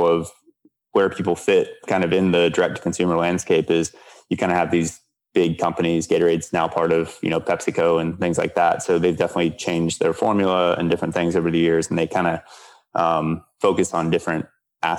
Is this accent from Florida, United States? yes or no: yes; Gainesville, Florida, United States; I grew up in Gainesville, Florida